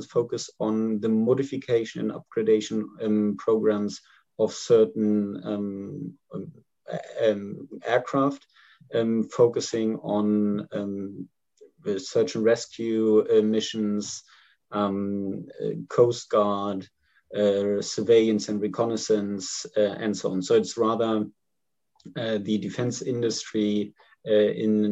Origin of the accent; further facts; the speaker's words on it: Germany; I'm from Germany